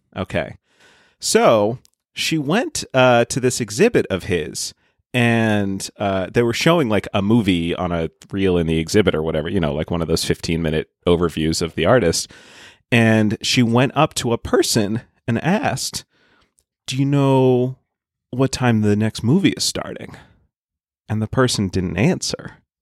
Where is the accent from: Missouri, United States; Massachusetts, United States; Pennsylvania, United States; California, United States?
Massachusetts, United States; Boston; now in Seattle, United States; I'm from the Boston area